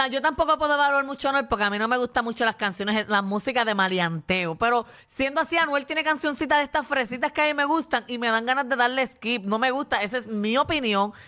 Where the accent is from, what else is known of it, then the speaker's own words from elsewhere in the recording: Puerto Rico; somos los boricuas